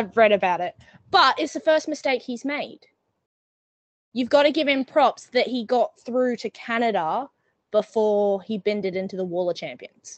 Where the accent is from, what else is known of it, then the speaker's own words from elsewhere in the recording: New Zealand; I say this as a Kiwi